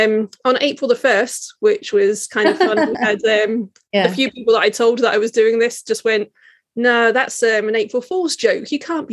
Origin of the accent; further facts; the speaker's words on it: Hertfordshire, East of England, United Kingdom; moved away as an adult; also born or lived in Norwich; now in Edinburgh, United Kingdom; Yes, I'm English. So I was born in Norwich and then grew up in Hertfordshire, so just near London.